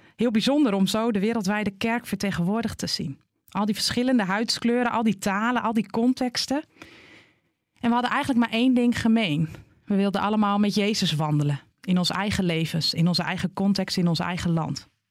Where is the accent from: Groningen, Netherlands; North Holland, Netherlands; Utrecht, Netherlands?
Groningen, Netherlands; Net als ik genoemd word naar de plek waar ik vandaan kom. Een Groninger